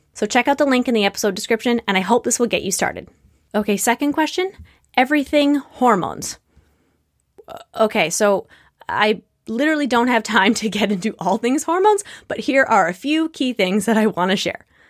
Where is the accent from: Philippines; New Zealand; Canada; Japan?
Canada; I'm not American